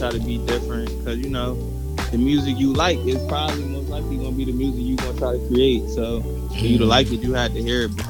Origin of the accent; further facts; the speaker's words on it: Trenton, New Jersey, United States; I'm from Trenton, New Jersey